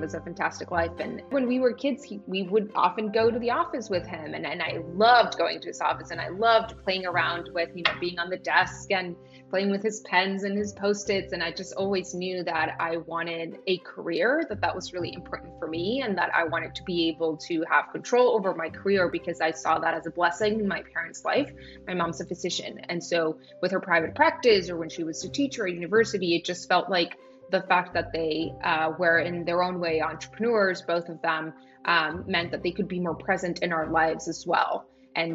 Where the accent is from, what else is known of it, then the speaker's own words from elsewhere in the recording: Tijuana, Baja California, Mexico; moved away; also born or lived in San Diego; I grew up in Tijuana my entire life